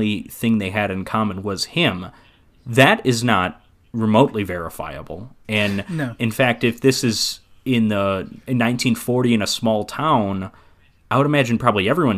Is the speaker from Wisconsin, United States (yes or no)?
yes; Waukesha, Wisconsin, United States; my hometown of Waukesha, Wisconsin